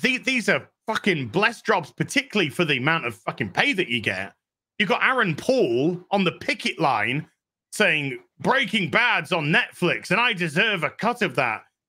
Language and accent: English; New Zealand; New Zealander